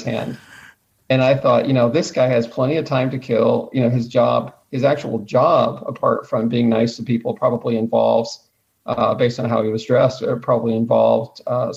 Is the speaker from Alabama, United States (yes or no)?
yes; Mobile, Alabama, United States; now in Dallas-Fort Worth, United States; I actually was born in Mobile, Alabama, and what's the saying? I got out as fast as I could